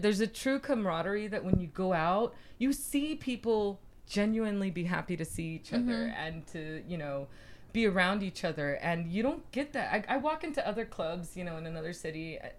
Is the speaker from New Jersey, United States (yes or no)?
no; Houston, Texas, United States; born there; I was born in Houston.